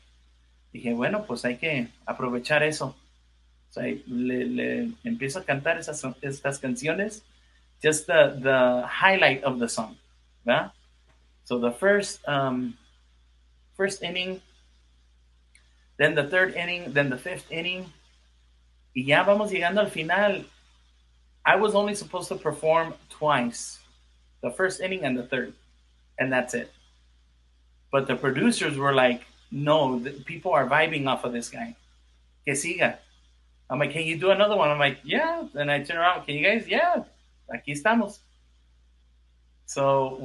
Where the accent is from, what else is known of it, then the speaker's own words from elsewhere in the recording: Los Angeles, California, United States; I'm from California and from